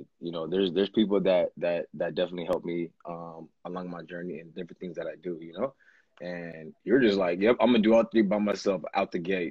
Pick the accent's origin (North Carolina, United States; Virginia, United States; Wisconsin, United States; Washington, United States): Washington, United States; Seattle; I come from Seattle